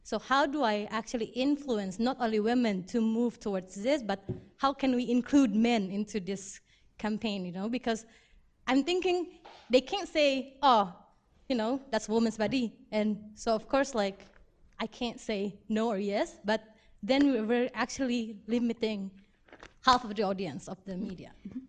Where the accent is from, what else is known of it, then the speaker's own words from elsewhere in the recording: Indonesia; moved away; from MSc Media Comms Development. So I don't know if this question is a bit stupid, but I came from Indonesia, and, you know, like, we're very traditional and all that.